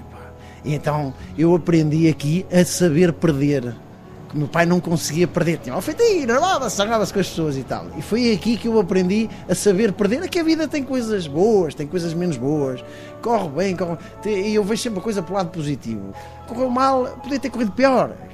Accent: Guimarães, Norte, Portugal; also born or lived in France; por ser vimaranense e vitoriano

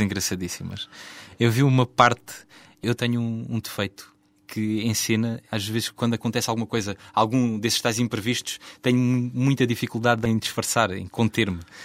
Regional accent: Beja, Alentejo, Portugal; born or raised there

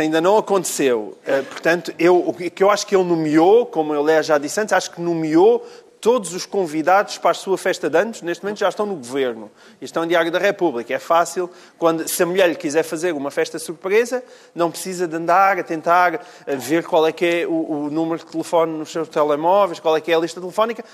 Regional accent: Portalegre, Alentejo, Portugal; moved away; eu sou alentejano, eu sou de Porto Alegre

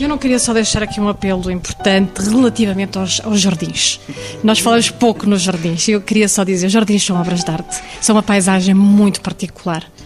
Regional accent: Portugal; o nosso país

